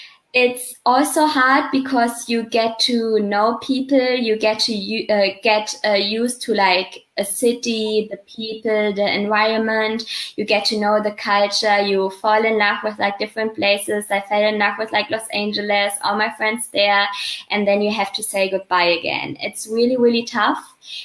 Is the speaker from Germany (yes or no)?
yes; Germany; English is a second language; So I grew up in like a small city.